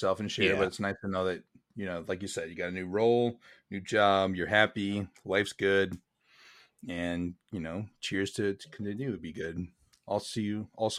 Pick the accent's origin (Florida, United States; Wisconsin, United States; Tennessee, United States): Wisconsin, United States; Dude, I'm from Wisconsin, German capital of the U.S., maybe?